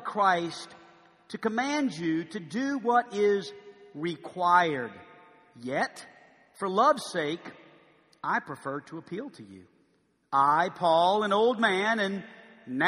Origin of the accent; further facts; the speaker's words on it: New Orleans, Louisiana, United States; now in Arkansas, United States; I went back to my hometown